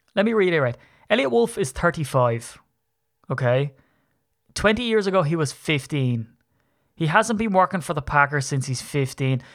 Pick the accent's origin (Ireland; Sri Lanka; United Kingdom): Ireland; I'm a leprechaun from Ireland